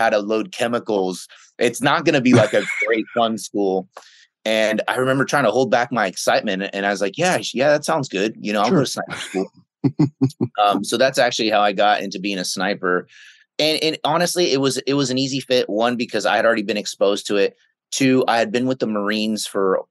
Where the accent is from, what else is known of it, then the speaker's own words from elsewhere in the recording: the Bay Area, San Francisco, Oakland, Sacramento, California, United States; I grew up in the Bay Area, in San Francisco, Oakland, right, and then Sacramento.